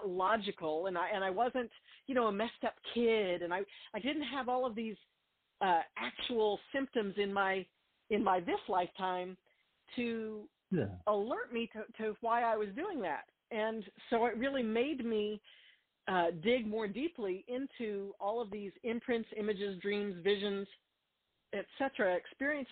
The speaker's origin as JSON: {"language": "English", "town": "Albuquerque", "region": "New Mexico", "country": "United States", "tie": "born or raised there", "said": "I grew up in Albuquerque, New Mexico"}